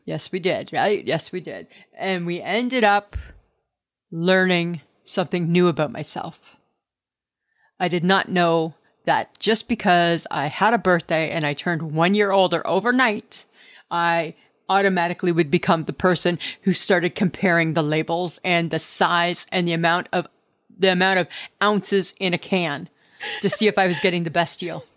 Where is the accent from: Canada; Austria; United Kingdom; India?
Canada; Stayner, Ontario; I grew up in Staynor, Ontario, and Staynor, Ontario is the, our trademark was the town of friendly people